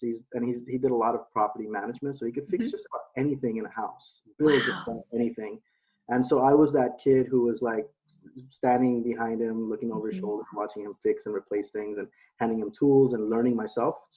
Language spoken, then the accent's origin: English; Los Angeles, California, United States; I was born and raised in Los Angeles, mm-hmm. in San Fernando Valley area for the most part